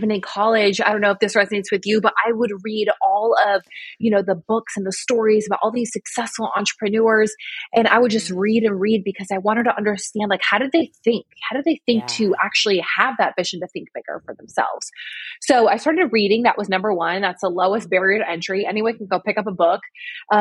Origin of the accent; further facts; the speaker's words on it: New York, United States; I'm from New York.